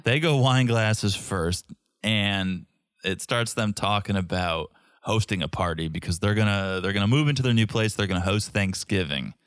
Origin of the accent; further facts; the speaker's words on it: Hamden, Connecticut, United States; I grew up in Connecticut, around Quinnipiac area, Quinnipiac University, and about fifteen, twenty minutes away is downtown New Haven